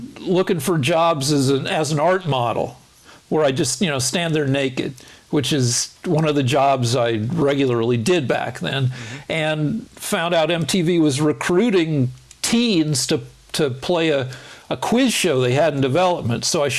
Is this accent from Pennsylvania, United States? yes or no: no; Boulder, Colorado, United States; It was my hometown school.